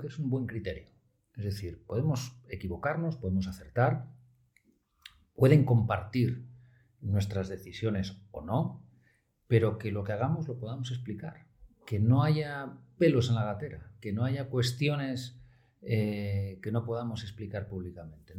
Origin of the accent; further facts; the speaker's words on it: Oviedo, Asturias, Spain; also born or lived in Pamplona; yo soy de Oviedo, soy del Oviedín del Alma